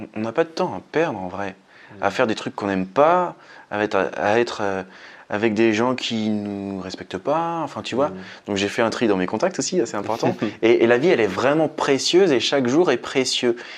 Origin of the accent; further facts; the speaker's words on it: France; chez nous, en France